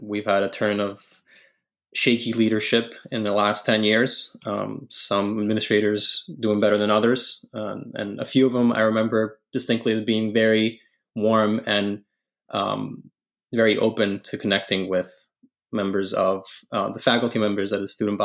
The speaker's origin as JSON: {"language": "English", "country": "Italy", "tie": "born or raised there", "moved": "yes", "said": "I was born and raised in Italy"}